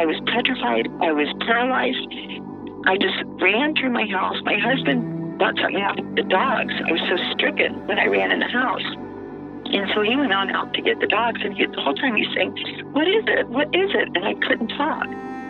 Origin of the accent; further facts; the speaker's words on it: Alexandria, Louisiana, United States; now in Baton Rouge, United States; I live in Baton Rouge. I'm happily married. I have three healthy and happy children. I grew up in Alexandria.